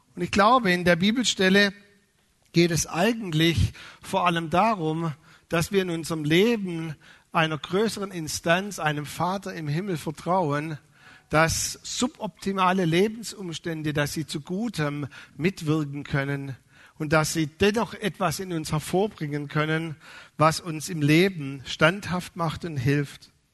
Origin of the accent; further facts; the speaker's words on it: Swabia, Germany; als Schwabe